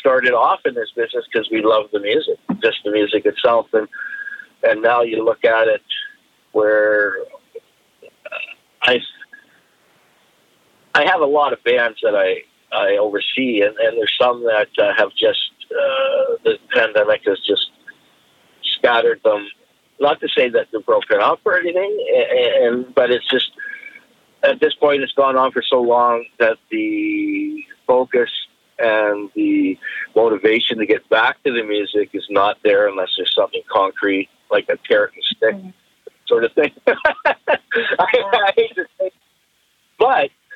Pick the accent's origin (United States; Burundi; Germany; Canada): Canada; Esperanza, British Columbia; I was born up in Esperanza, BC, which is northern Vancouver Island